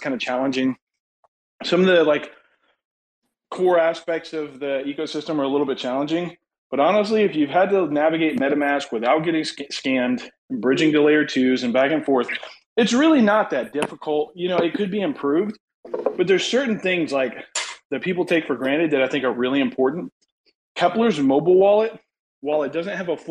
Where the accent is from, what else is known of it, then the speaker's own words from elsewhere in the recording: United States; I'm American